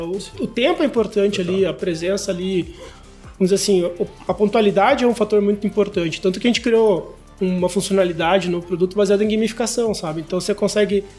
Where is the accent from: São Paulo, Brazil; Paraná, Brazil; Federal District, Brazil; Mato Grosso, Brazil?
Paraná, Brazil; Curitiba; eu sou de Curitiba